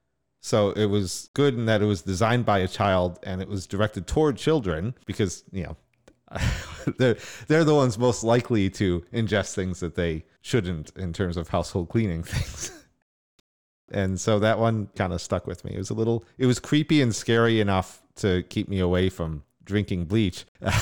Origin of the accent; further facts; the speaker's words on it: Northeast, United States; So when I was growing up in Northeast US.